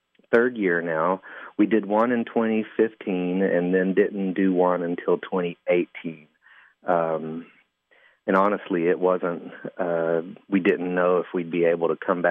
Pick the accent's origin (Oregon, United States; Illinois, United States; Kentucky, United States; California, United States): Kentucky, United States; Van Lear; moved away as an adult; now in Lexington, United States; I grew up in Johnson County, and which is the county seat is Paintsville, and I grew up in a historic little coal camp there called Van Leer